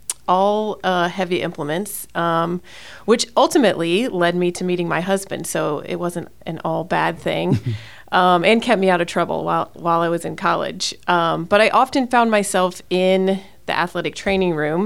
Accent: Indiana, United States; moved away as an adult; also born or lived in the South; now in Fort Wayne, United States; We're both from Indiana. We were looking for a bigger city feel than where we grew up.

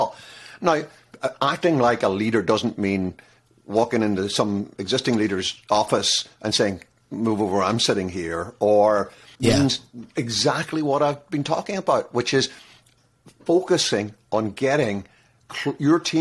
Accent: Ireland; I'm an Irishman

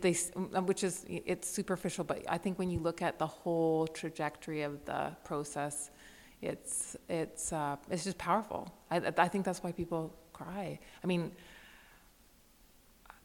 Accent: Victoria, British Columbia, Canada; I grew up in the West Coast of Canada with a liberal intellectual family in Victoria

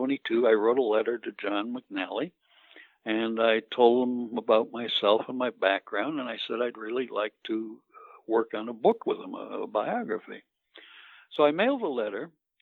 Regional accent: Green Bay, Wisconsin, United States; I grew up in Green Bay

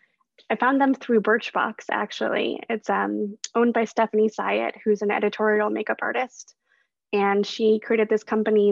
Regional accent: Chicago, Illinois, United States; moved away as an adult; also born or lived in Brooklyn, New York; now in New York, United States; I am originally from Chicago, actually, but I grew up in the suburbs there, not so close to the city

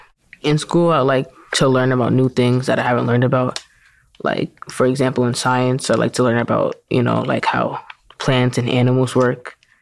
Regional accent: New York, United States; I'm 13 years old. I'm a middle school basketball player, and I was born and raised in New York.

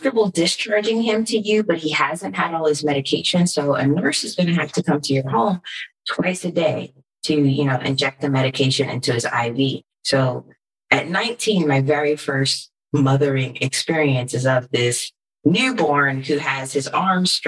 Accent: California, United States; moved away as an adult; also born or lived in East Coast; I was born and raised in California

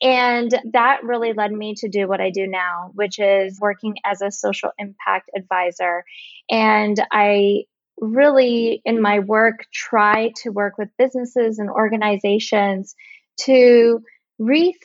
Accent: Bay Area, California, United States; I am from the Bay Area

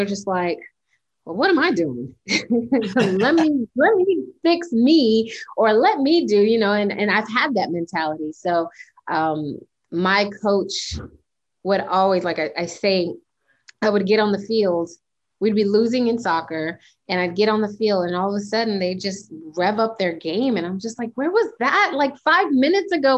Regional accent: United States; also born or lived in Panama; I was raised in America, but with the cultural background of Panamanian

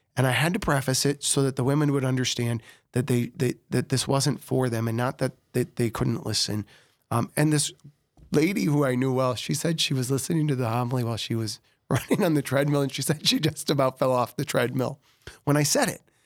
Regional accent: Sioux Falls, South Dakota, United States; I was born in Sioux Falls

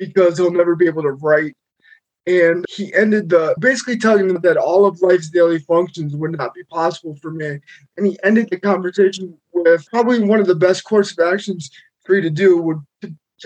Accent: Peckville, Pennsylvania, United States; I grew up in Peckville, Pennsylvania. It's about 15 minutes outside of Scranton

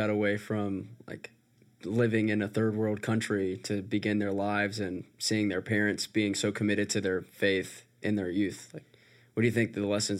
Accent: Birmingham, Alabama, United States; moved away as an adult; now in Auburn, United States; I come from Birmingham and now I'm living in Auburn, is like I've just am immersed in the Southern cultural, like, Christian faith.

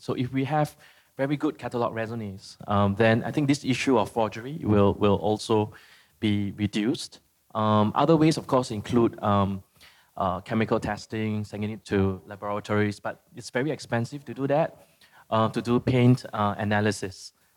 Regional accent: Philippines; I'm from the Philippines

